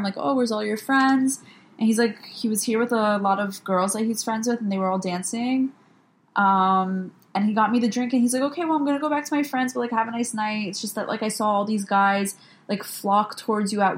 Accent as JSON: {"language": "English", "region": "New York", "country": "United States", "said": "actually, I'm from New York"}